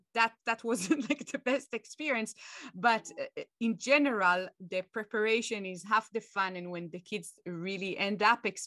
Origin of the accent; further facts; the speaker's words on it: Israel; moved away; going back to my home country, Israel